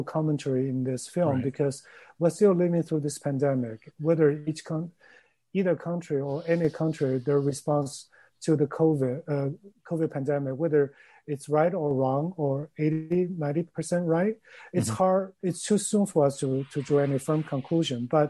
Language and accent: English; Chengdu, Sichuan, China; moved away; Chengdu, where my hometown is.